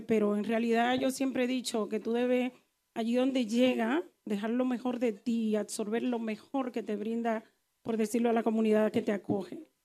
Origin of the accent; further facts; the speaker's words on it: Neiba, Baoruco, Dominican Republic; now in Spain; yo soy la voz de Neiva aquí